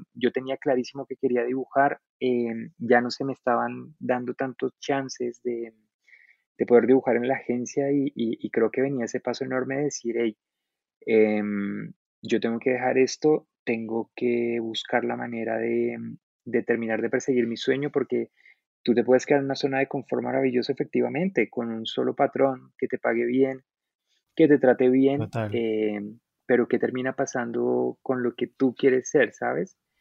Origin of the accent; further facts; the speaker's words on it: Suatá, Boyacá, Colombia; moved away as an adult; also born or lived in Bogotá; yo soy, bueno, colombiano, yo soy de un municipio, em, pues soy oriundo, como decimos acá, yo, yo nací en un municipio muy muy pequeño de Boyacá em, que se llama Suatá